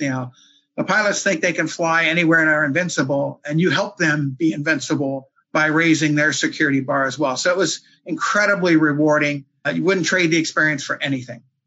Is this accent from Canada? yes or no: no; East Coast, United States; also born or lived in Maryland; Born and raised here on the East Coast.